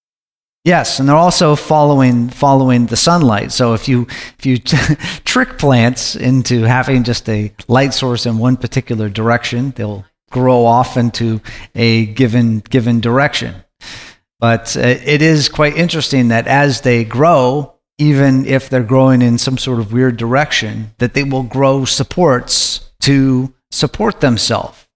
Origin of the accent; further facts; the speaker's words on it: Alaska, United States; I grew up in Alaska